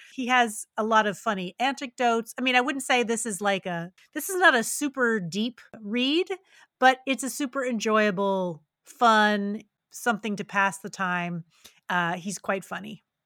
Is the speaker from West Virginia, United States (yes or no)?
yes; West Virginia, United States; a small town in West Virginia, which is my home state